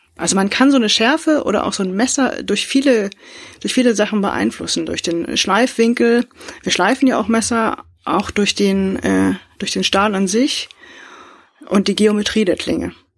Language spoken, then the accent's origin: German; Northern Germany, Germany; Bei uns in Norddeutschland